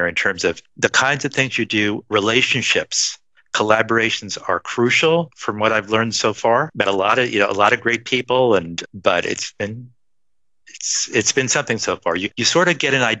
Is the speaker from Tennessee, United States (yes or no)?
no; Levittown, New York, United States; moved away as an adult; also born or lived in Buffalo / Ohio / Washington, D.C.; now in Los Angeles, United States; I was born and raised in Levittown, New York, which is on Long Island